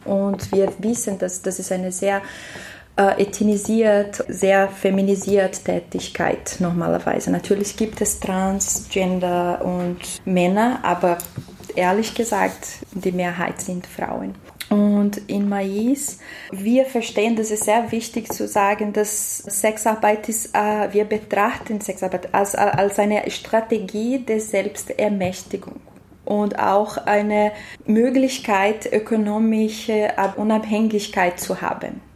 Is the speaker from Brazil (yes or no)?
yes; Brazil; German is a second language; moved away as an adult; now in Austria; Ich bin in Brasilien geboren, aber ich wohne in Österreich seit drei Jahren